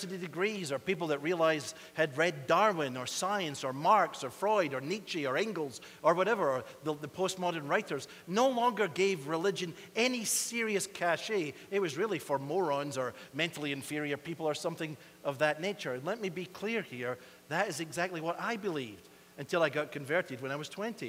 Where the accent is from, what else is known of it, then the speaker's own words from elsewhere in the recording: Scotland, United Kingdom; now in United States; we Scots